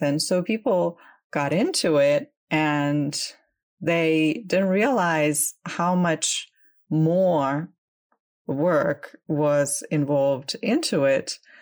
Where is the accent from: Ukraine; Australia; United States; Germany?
Ukraine; Crimea; I am originally from Ukraine. Um, I was born and grew up there.